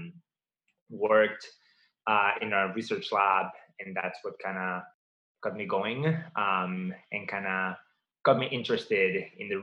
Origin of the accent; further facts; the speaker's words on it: Barcelona, Catalonia, Spain; moved away as an adult; also born or lived in Massachusetts / Baltimore; now in United States; I grew up in Barcelona.